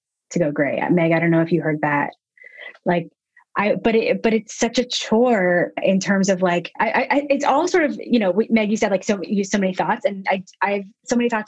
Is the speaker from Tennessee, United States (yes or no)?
yes; Nashville, Tennessee, United States; now in Brooklyn, United States; I am from Nashville, Tennessee